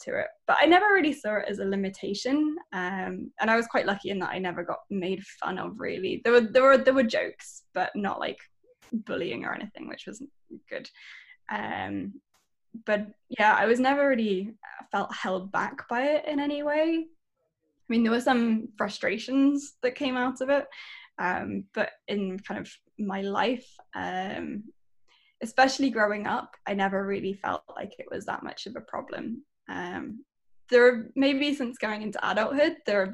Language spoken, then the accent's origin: English; Shropshire, West Midlands, United Kingdom; now in London, United Kingdom; I was born and raised in an area that no one in the United States will have ever heard of. It's called Shropshire.